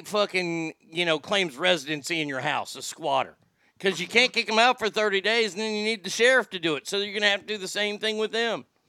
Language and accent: English; Texas, United States; moved away as an adult; also born or lived in Reno / Sacramento; I lived in Reno and I lived in Sacramento for 20 plus years after growing up in Texas